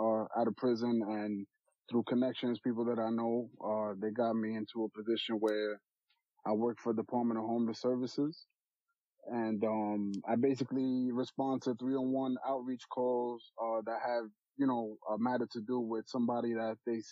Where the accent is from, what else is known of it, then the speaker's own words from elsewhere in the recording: New York City, New York, United States; Born and raised in Queens.